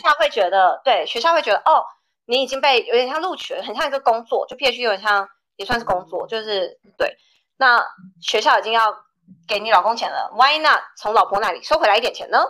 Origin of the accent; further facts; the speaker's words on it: Taiwan; moved away as an adult; also born or lived in Ames, Iowa, United States; now in United States; 我在台大的时候